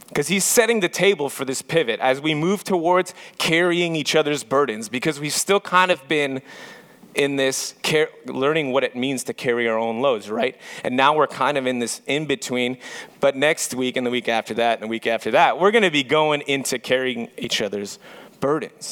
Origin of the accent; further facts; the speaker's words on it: Montreal, Quebec, Canada; moved away; I'm actually from Montreal, Quebec